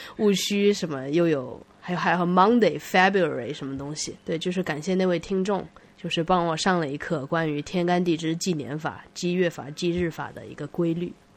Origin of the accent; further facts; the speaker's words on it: Nanjing, Jiangsu, China; moved away as an adult; now in United States; 我从南京来的